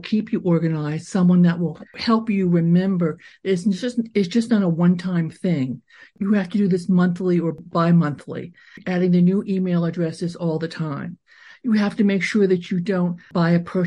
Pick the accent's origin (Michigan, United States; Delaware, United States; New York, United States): Delaware, United States; Wilmington; Both my parents were very much involved in the Jewish community in Delaware, where I grew up in Wilmington